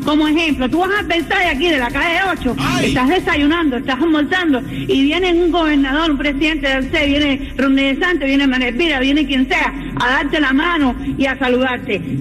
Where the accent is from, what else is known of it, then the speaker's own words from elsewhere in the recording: Cuba; De Cuba.